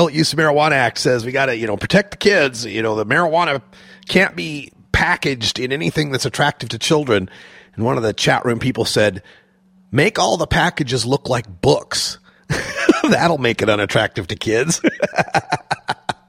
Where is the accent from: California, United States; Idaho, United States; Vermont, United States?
Idaho, United States; now in Portland, United States; I grew up in Red State, Idaho, in the most conservative county in Red State, Idaho